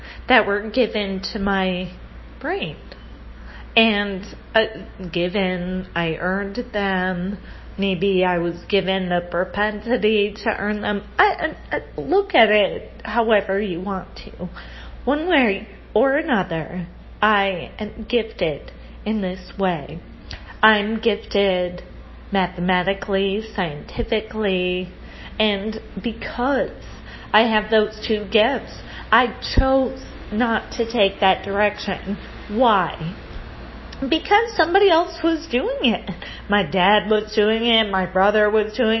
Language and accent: English; United States; now in Rio de Janeiro, Brazil; I come from the United States of America